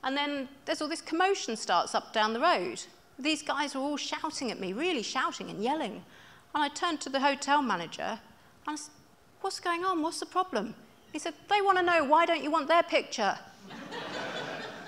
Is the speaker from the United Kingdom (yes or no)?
yes; England, United Kingdom; I'm from England